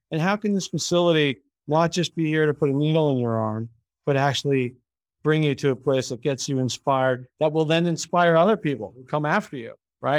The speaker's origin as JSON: {"language": "English", "country": "Canada", "moved": "yes", "lives_now": "United States", "said": "I'm Canadian"}